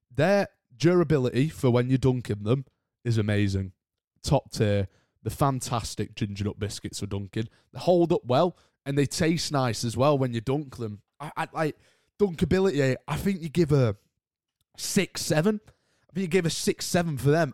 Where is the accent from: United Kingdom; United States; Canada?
United Kingdom; accent: British; I'm British myself, as you probably can tell by the accent